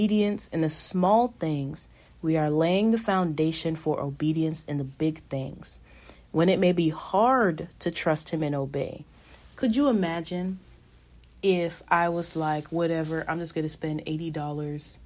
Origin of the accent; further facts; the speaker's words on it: Florida, United States; I'm from Florida. I'm in California.